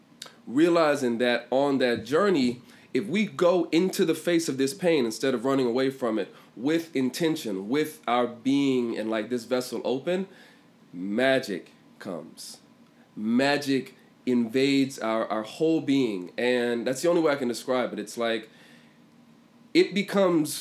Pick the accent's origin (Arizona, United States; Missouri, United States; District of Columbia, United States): District of Columbia, United States; Washington; moved away; also born or lived in England; I'm from Washington, D.C. originally.